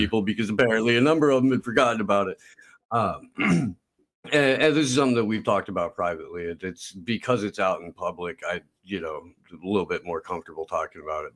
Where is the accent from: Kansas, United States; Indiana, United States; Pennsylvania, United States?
Indiana, United States; moved away as an adult; also born or lived in Santa Cruz Mountains, California / Central California; now in California, United States; I grew up in Indiana